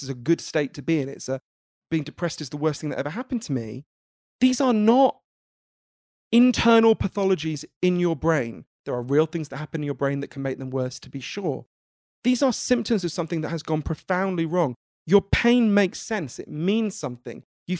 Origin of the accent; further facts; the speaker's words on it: United Kingdom; I'm British. My country is in the middle of telling the people who buy 60% of all our goods and services to fuck off.